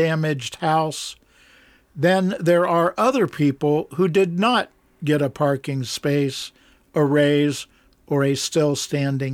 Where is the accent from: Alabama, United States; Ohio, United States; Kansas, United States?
Ohio, United States; Columbus; I grew up in Columbus, Ohio